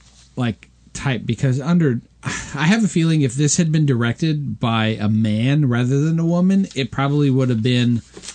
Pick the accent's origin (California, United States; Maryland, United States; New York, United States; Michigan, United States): California, United States; Southern; Growing up in Southern California